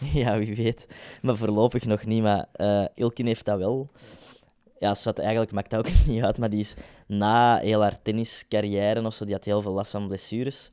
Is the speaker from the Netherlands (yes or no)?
no; Kempen, Belgium; now in Ghent, Belgium; we zijn allebei van de Kempen